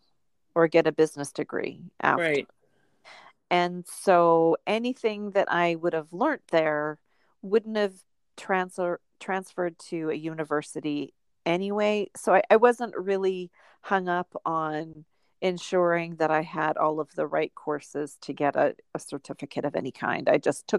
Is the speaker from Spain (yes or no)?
no; Swan River, Manitoba, Canada; also born or lived in Winnipeg; I grew up in Swan River, Manitoba